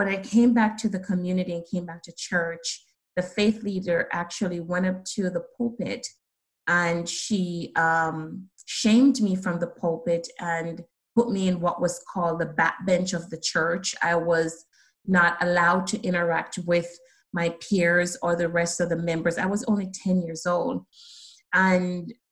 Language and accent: English; Saint Ann, Jamaica; accent: Jamaican; moved away; growing up in Jamaica, my dad immigrated, left the island